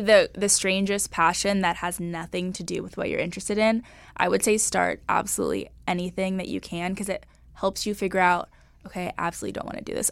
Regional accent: Los Angeles, California, United States; Los Angeles, Sherman Oaks. Um, grew up here my whole life

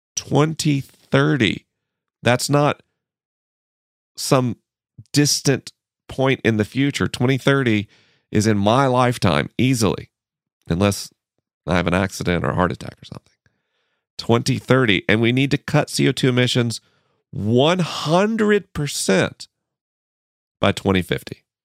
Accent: Tallahassee, Florida, United States; moved away; my hometown, Tallahassee, Florida

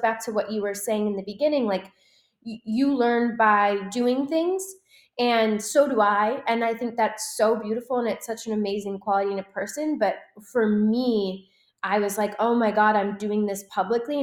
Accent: Wisconsin, United States; now in California, United States; I was born and raised in Wisconsin, a very small town

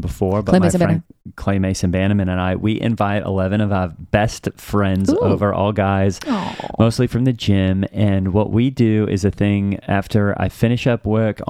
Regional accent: Australia; clearly I'm from Australia.

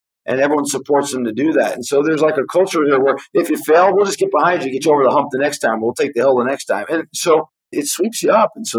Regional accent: New York City, New York, United States; moved away as an adult; now in Israel; So I was born and raised in New York. I like to say on the island of Manhattan. I went to elementary school, high school, and then college in Manhattan. After my freshman year of college, I came to study in Israel for a year that turned into 2.

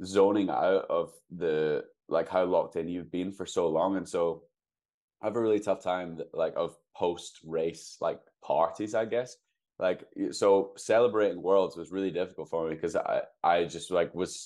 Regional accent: United Kingdom; now in Seattle, United States; I'm a British 1500 meter runner

